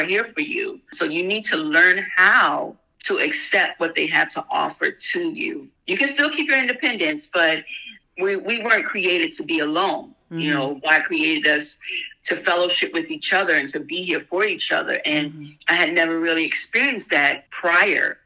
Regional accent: New Jersey, United States; moved away as an adult; now in Michigan, United States; I was born and raised in New Jersey

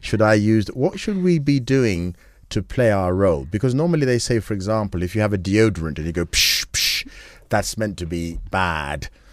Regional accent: Kenya; we Kenyans

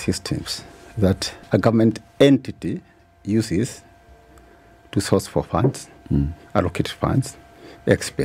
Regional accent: Kenya; as a Kenyan, I'm a Kenyan citizen, and a shareholder of this country

